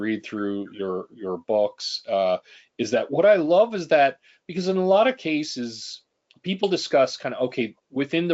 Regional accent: Canada; as a Canadian

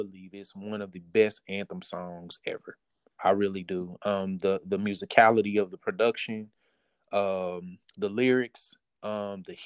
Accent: Kansas City, Missouri, United States; moved away as an adult; now in Houston, United States; I am originally from Kansas City, Missouri, born and raised, relocated to Houston a few years ago

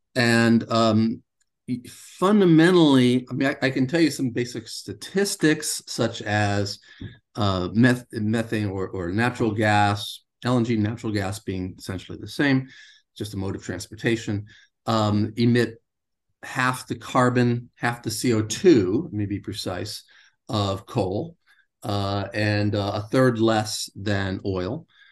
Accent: United States; I grew up in the United States

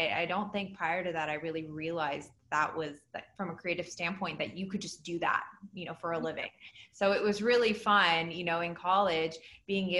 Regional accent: Washington, District of Columbia, United States; moved away as an adult; now in Los Angeles, United States; I grew up on the East Coast in the DC area, and I moved out to LA as soon as I could

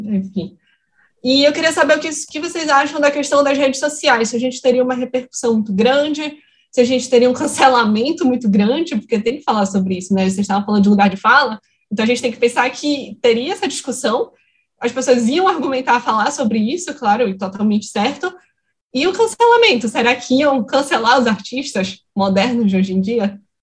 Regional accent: Belém, Pará, Brazil; eu sou daqui de Belém, no norte

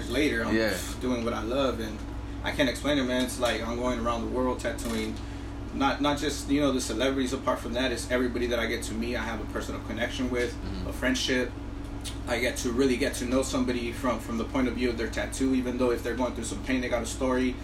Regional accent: San Diego, California, United States; also born or lived in Mexico; now in Oceanside, United States; I grew up in the East Side, so since growing up in a gang environment

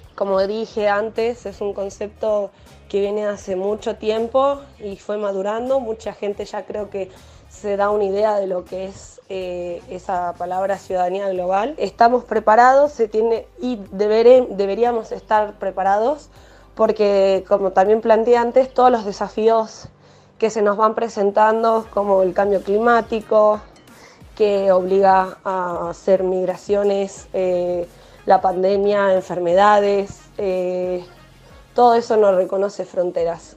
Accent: Argentina; nosotros somos un país eh, que fue, recibió personas y sigue recibiendo personas de todo el mundo

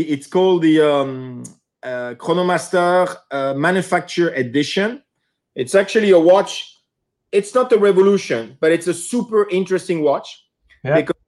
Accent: Geneva, Switzerland; moved away as an adult; also born or lived in New York, United States / Hong Kong; I'm a Swiss citizen born and raised in Geneva, originally from Italy.

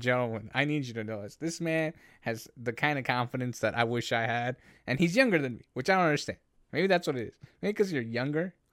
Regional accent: Canada; as a Canadian

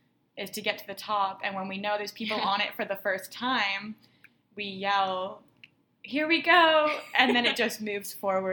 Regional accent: Canada; We're from Canada

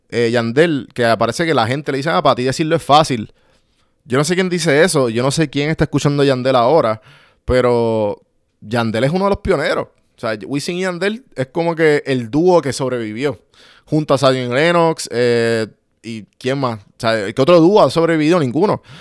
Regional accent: Puerto Rico; So que, eh, como puertorriqueños, tenemos que entender

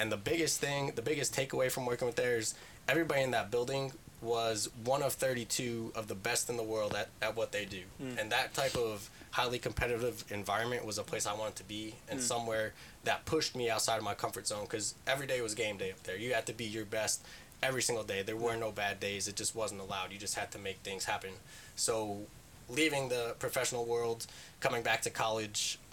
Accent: New Jersey, United States; moved away as an adult; I grew up in New Jersey

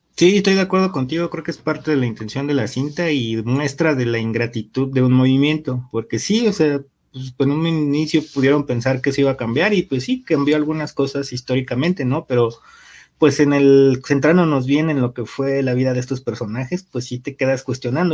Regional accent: Mexico; como mexicanos

